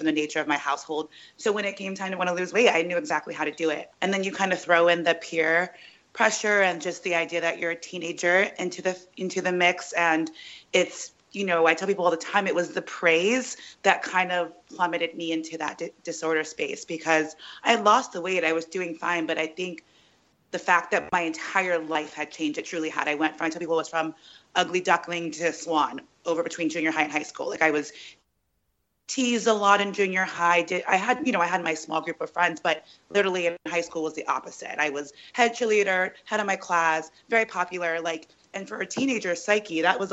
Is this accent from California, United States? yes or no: yes; Sacramento, California, United States; moved away as an adult; also born or lived in New York; now in Los Angeles, United States; I was raised in Sacramento